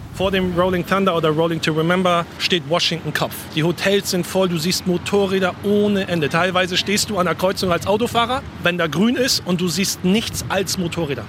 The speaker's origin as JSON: {"language": "German", "town": "Bremerhaven", "region": "Bremen", "country": "Germany", "also_born_or_lived": "Hamburg", "moved": "as an adult", "lives_now": "United States", "said": "ich komme eigentlich aus Bremerhaven und war sehr viel in Hamburg"}